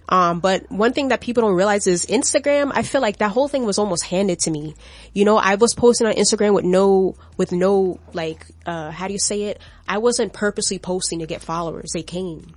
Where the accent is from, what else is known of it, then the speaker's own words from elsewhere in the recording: Florida, United States; I'm from Florida